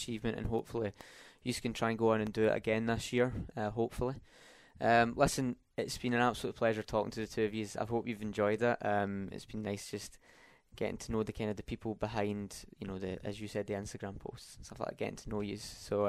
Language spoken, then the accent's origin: English; Scotland, United Kingdom; he's from England and I'm from Scotland, so it's kind of, we share a lot in common.